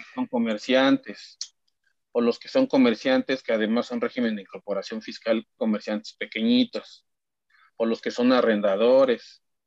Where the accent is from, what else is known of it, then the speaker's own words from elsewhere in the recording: Mexico; como mexicanos